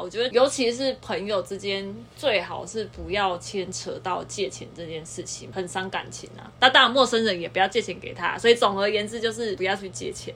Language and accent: Chinese; southern Taiwan, Taiwan; 我们都是南部的人